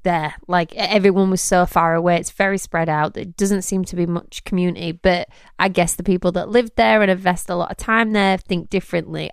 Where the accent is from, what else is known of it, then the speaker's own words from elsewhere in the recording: England, United Kingdom; moved away; also born or lived in Nashville; I'm English.